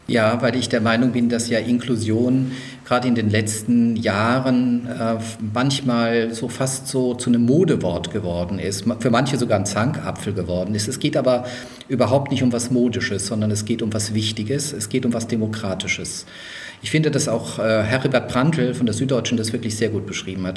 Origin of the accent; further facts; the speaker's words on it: Mannheim/Heidelberg, Baden-Württemberg, Germany; also born or lived in Würzburg, Bavaria; Ich bin ja in Würzburg geboren, also auch Franke, bin aber dann in Sehr Mannheim, gut. Heidelberg, ja, das dachte ich mir, groß geworden